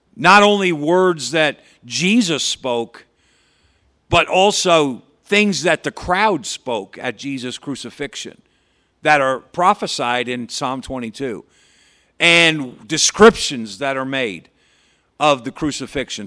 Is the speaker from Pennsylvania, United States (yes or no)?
no; Patterson, New York, United States; I grew up in Patterson Baptist Church over here in Patterson, New York